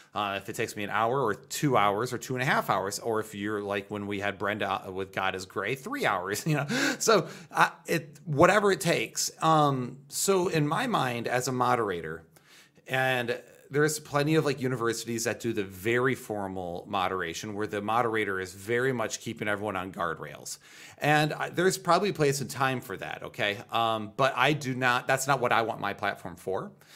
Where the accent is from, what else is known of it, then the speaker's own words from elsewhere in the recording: United States; I'm an American